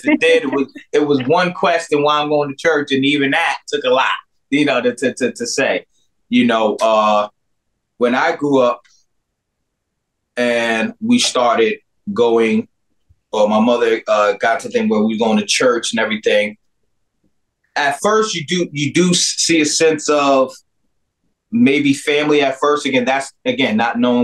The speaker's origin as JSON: {"language": "English", "town": "Peekskill", "region": "New York", "country": "United States", "said": "I'm from Peekskill, New York"}